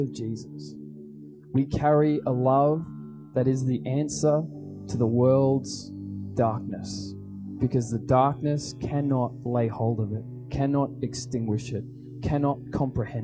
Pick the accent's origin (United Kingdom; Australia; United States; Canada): Australia; we are not Australian Christians, we're Christian Australians